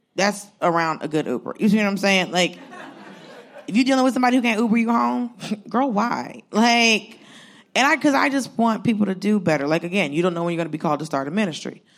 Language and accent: English; Georgia, United States; I grew up in Georgia. I grew up in the, like, I'm Southern.